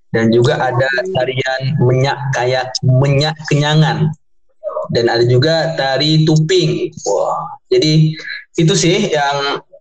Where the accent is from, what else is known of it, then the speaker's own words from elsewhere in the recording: Lampung, Indonesia; dan juga ada juga nih di kampung halaman saya sendiri ada di pesisir barat itu ada festival Teluk Stabas.